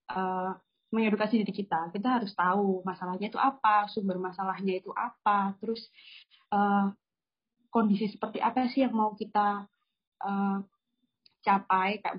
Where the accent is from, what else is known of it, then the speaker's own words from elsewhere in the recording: Gresik, East Java, Indonesia; Mungkin kan ada juga ya kalau di daerahku uh, di Gresik itu juga ada suatu mitos.